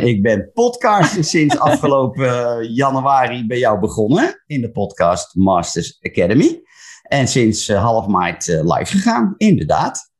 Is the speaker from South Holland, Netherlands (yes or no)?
no; Laren, North Holland, Netherlands; moved away as an adult; now in Breukelen, Netherlands; Geboren in Laren, in het mooie Gooi, maar woon inmiddels al 20 jaar in Breukelen.